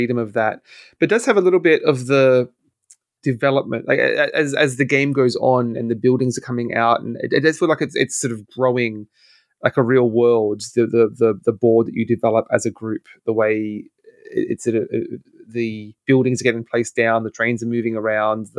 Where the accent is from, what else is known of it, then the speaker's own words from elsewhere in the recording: Australia; as an Australian